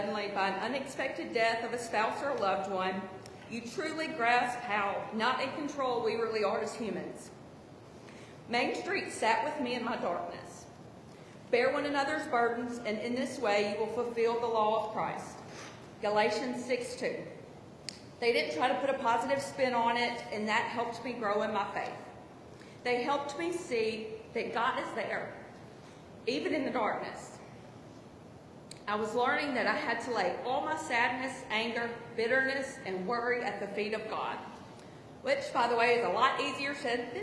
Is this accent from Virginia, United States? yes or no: no; Ridgeland, Mississippi, United States; moved away as an adult; now in Hattiesburg, United States; I'm originally from Ridgeland, Mississippi, but moved to Hattiesburg in 2001 to go to USM